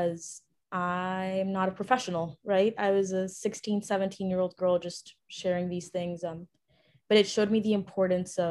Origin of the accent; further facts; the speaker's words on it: Ecuador; I was actually born and raised in Ecuador, South America.